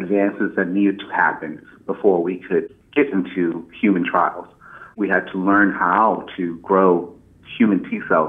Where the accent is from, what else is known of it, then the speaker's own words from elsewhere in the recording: Indian Head, Maryland, United States; moved away as an adult; also born or lived in Chicago, Illinois; now in Philadelphia, United States; I'm from a small town in southern Maryland, just south of Washington, D.C., called Indian Head